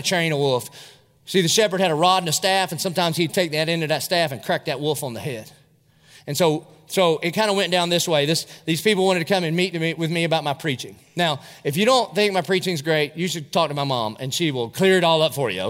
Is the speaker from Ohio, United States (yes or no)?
no; Dillon, South Carolina, United States; now in Jacksonville, United States; I was from Dillon, South Carolina. I was in the 10th grade